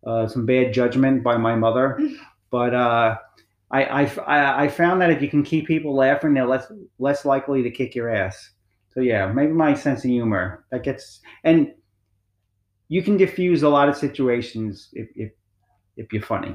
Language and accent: English; United States; I'm American of Italian descent